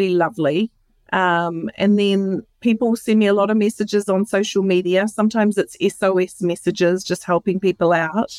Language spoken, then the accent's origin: English; New Zealand; now in United States; I'm from New Zealand.